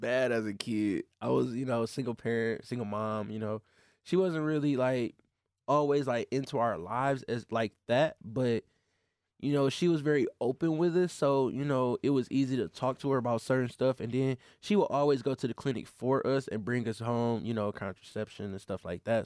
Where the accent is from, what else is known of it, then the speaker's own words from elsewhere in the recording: Flint, Michigan, United States; I grew up in Flint